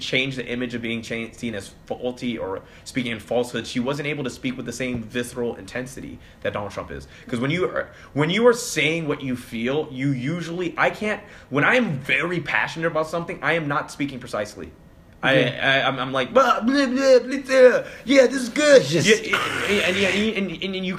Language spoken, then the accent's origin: English; Hong Kong; moved away; also born or lived in London; I was born in London, raised in Hong Kong